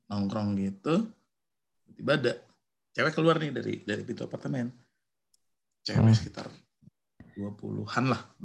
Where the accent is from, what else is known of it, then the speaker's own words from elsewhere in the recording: Bandung, West Java, Indonesia; iya saya dari Bandung